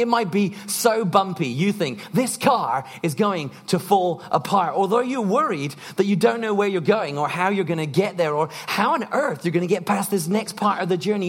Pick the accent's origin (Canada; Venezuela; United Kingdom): United Kingdom; we're British